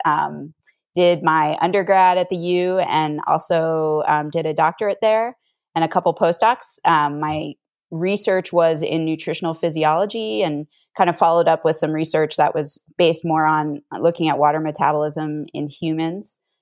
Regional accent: Northern Virginia, United States; moved away as an adult; also born or lived in Utah; I grew up on the East Coast in Northern Virginia.

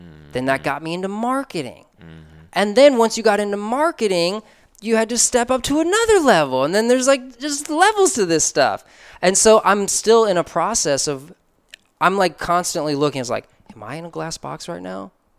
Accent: Chicago, Illinois, United States; I'm from Chicago. MJ all day.

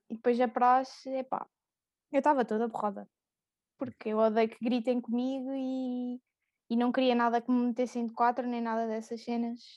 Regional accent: Coimbra, Centro, Portugal; também sou de Coimbra

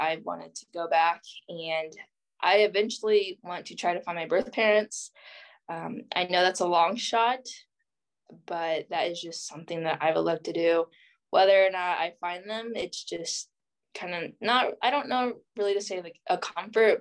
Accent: Missouri, United States; also born or lived in Jiangxi, China; I'm actually student teaching in my hometown, but not the same school I went to, but in my hometown

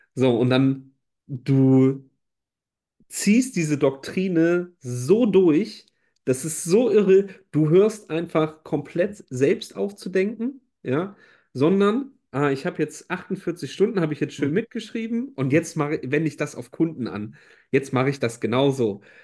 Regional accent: Rhineland, Germany; als Rheinländer

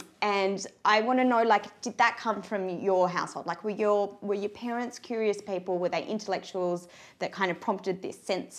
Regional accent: Sydney, New South Wales, Australia; us growing up in Sydney

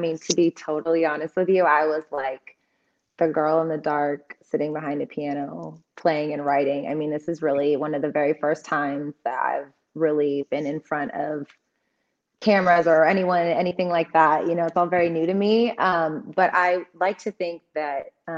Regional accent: United States; also born or lived in Mosul, Iraq; brought to the States, and I was raised here

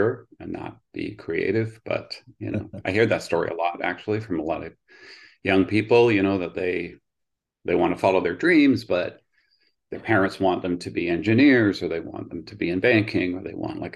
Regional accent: Oshawa, Ontario, Canada; also born or lived in England; I grew up in Oshawa, which is just east of Toronto

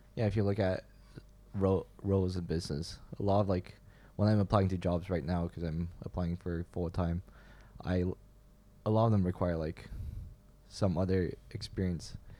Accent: Beijing, China; now in Canada; growing up in Beijing

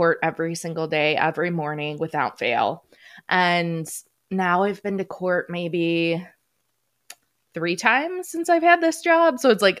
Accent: Michigan, United States; I'm from Michigan

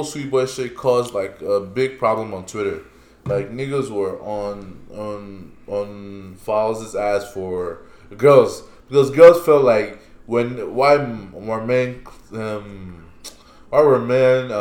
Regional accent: Nigeria; accent: Nigerian; I still have my Nigerian accent

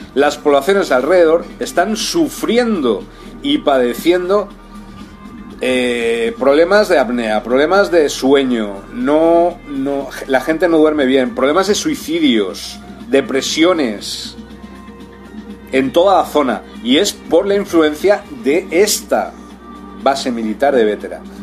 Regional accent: Spain; also born or lived in Brazil; en España, en mi país.

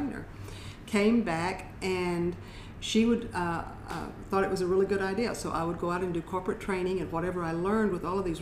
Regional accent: West Texas, United States; I grew up in West Texas. My parents were tenant farmers. And so we kind of moved around in West Texas

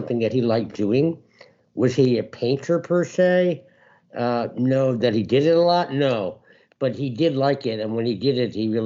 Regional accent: Bedford, New York, United States; I was born in New York City, and I grew up just outside of White Plains, New York, which is about an hour and a half of north of Manhattan.

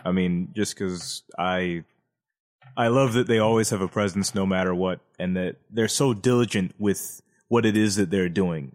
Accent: United States; 'Cause we're American.

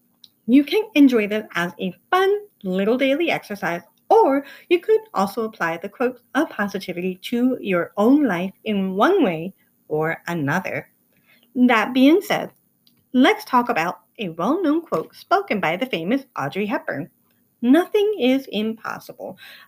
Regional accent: Ireland; I'm Irish and I'm stubborn, so patience is not my best quality.

